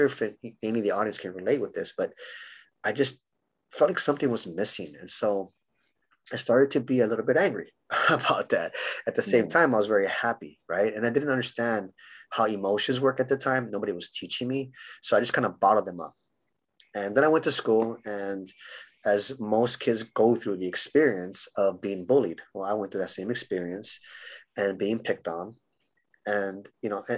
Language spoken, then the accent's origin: English; Honolulu, Hawaii, United States; moved away; also born or lived in San Diego, California / Los Angeles, California; I grew up in Hawaii. So I was born in Honolulu, Hawaii